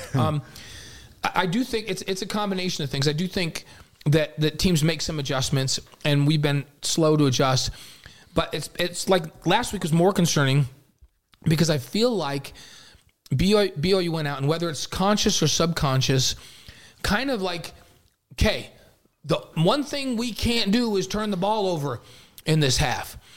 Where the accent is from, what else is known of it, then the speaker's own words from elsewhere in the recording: New York, United States; moved away; growing up in New York as a Giants guy